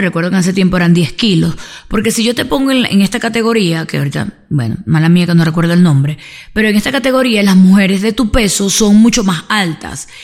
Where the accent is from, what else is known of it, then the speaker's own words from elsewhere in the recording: Venezuela; como sociedad latina y sobre todo venezolana